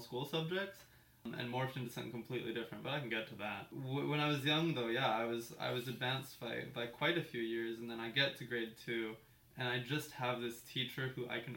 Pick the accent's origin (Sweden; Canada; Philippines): Canada; Port Moody, British Columbia; also born or lived in North Vancouver / West Vancouver; I grew up here. I think I was born in North